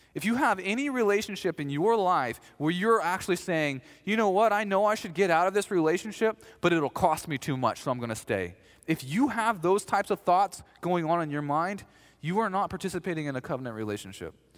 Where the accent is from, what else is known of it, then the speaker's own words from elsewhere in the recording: the South, United States; I'm from the South.